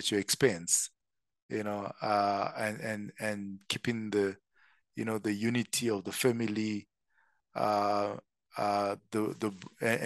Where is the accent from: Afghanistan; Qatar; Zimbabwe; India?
Zimbabwe; moved away as an adult; also born or lived in Zambia; now in South Africa; So born and bred in Zim. So I'm Zimbabwean by birth. I did all my schooling there